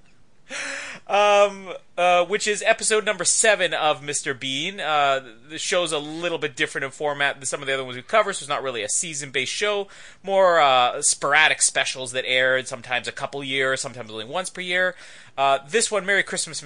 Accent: Canada

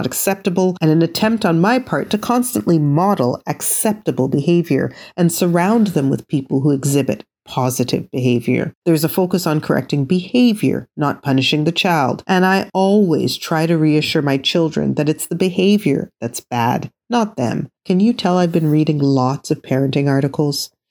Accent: Canada; I was born and raised in Canada, I come from West Indian heritage

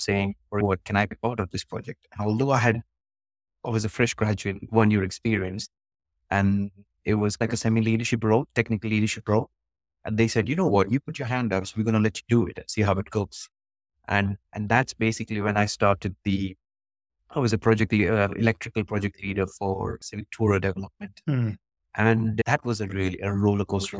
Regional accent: Mumbai, Maharashtra, India; now in United Kingdom; I currently live in the UK. I was born and brought up in Mumbai, where I spent most of my early days in youth.

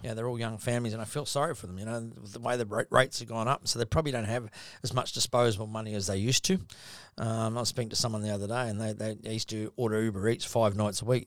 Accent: New Zealand; now in Gold Coast, Australia; I'm a Kiwi

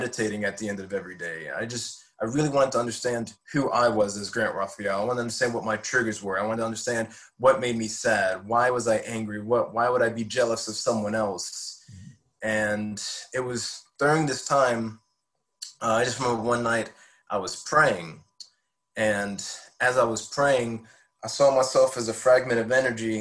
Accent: Hammond, Louisiana, United States; also born or lived in Denham Springs, Louisiana; I grew up in Hammond, Louisiana, which is just about the same distance from New Orleans

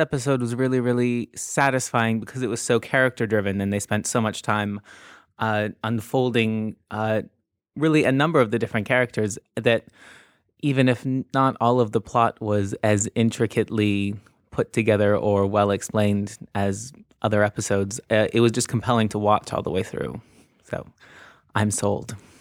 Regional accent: Canada; now in United Kingdom; I'm just slightly in the wrong age group to have grown up with it in Canada

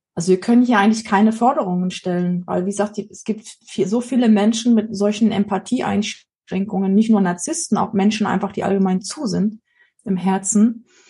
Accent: East Germany, Germany; wir sind ja in der DDR groß geworden

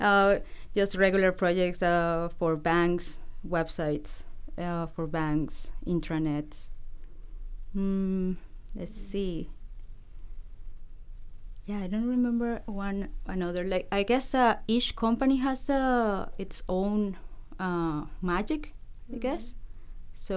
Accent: Venezuela; English is a second language; moved away as an adult; now in Vancouver, Canada; I'm from Venezuela. I studied computer science over there.

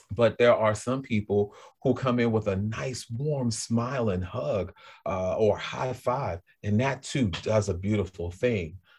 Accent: New Orleans, Louisiana, United States; moved away as an adult; also born or lived in Greater Boston area; now in Boston, United States; I'm from New Orleans, so I'm a New Orleanian

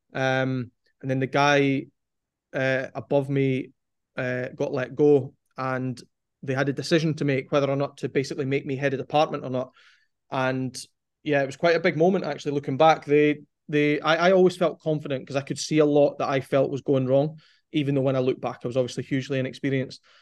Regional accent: Forfar, Scotland, United Kingdom; moved away as an adult; now in England; growing up in Forfar

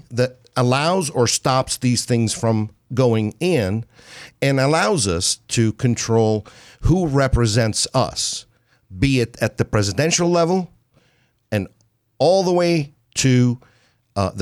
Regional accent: United States; I'm an American. I love being an American. I'm proud to be an American.

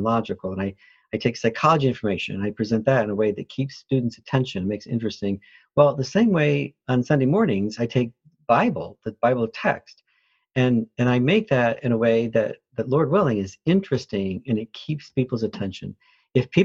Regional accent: Flint, Michigan, United States; born or raised there; also born or lived in New Orleans, Louisiana

